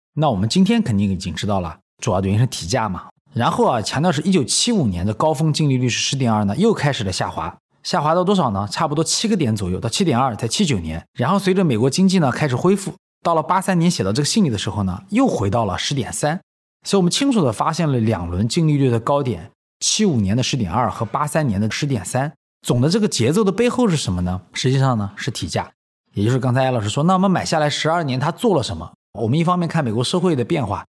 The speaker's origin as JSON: {"language": "Chinese", "country": "China", "said": "以我一个中国人的标准来讲"}